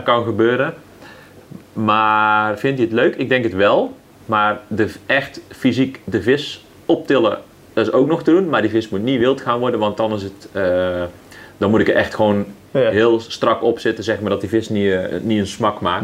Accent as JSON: {"language": "Dutch", "town": "'s-Hertogenbosch", "region": "North Brabant", "country": "Netherlands", "accent": "Brabant", "said": "Uiteindelijk ga je het echt wel horen dat ik uit Brabant kom, dan dan niet uit bos. Ja. Maar ja, ik, ik altijd echt gewoon een bossenaar geweest"}